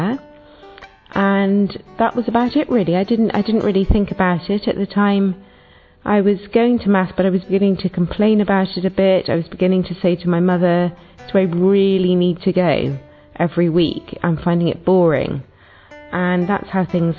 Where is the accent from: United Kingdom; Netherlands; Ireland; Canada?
United Kingdom; England; I'm from England.